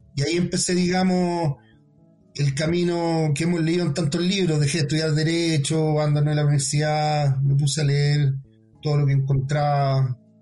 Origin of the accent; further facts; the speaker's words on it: Chile; also born or lived in Ñuñoa, Santiago; nosotros como, como chilenos